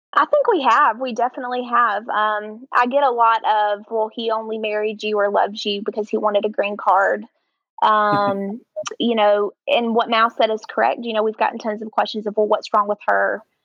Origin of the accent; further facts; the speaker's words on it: North Carolina, United States; accent: Southern; also born or lived in Alabama; now in Mexico; I'm originally from North Carolina, born to a um, Southern Baptist pastor.